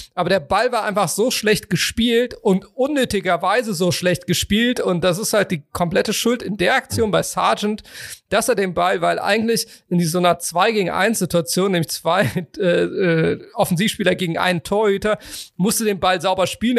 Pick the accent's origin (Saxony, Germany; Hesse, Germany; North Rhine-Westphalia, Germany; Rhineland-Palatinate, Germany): North Rhine-Westphalia, Germany; Cologne